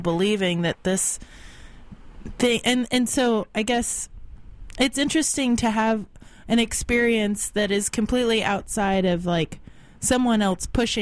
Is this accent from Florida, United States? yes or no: yes; Florida, United States; now in San Francisco, United States; I grew up in Florida